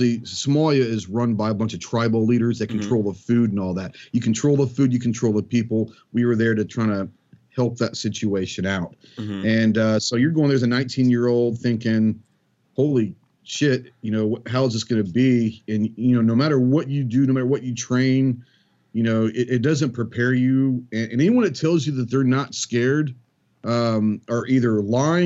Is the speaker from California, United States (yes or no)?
no; Plano, Texas, United States; I grew up in Dallas, in suburbia Dallas, in Plano, Texas